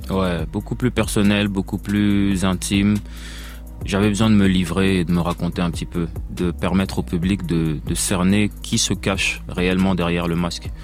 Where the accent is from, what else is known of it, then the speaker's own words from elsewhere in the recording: Belgium; je viens de Belgique